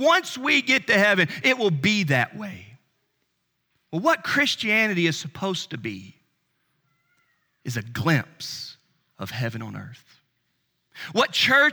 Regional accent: Charlotte, North Carolina, United States; I grew up in Charlotte, North Carolina

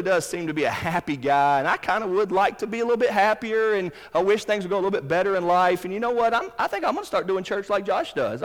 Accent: Charlotte, North Carolina, United States; Where I grew up in Charlotte, North Carolina, down the road from my parents' house

